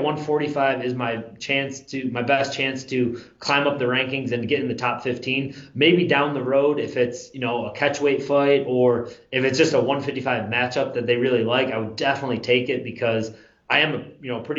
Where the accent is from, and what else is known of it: Western New York, United States; born or raised there; now in Florida, United States